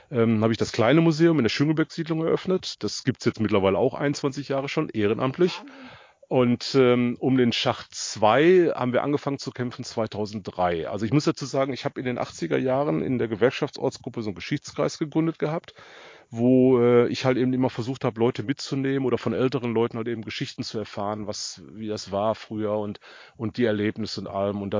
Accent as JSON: {"language": "German", "town": "Buer", "region": "North Rhine-Westphalia", "country": "Germany", "tie": "born there", "said": "Ich äh, bin gebürtig in Bur. Ich war in vierter Generation auf der Zeche Hugo, wo ich mächtig stolz drauf bin."}